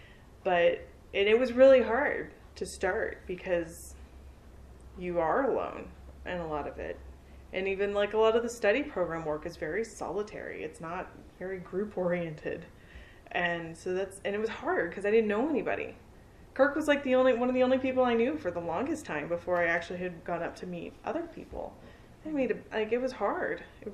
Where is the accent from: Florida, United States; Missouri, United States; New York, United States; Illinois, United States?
Florida, United States; I mean, I get this because I came from Florida. And Florida is very isolated as well.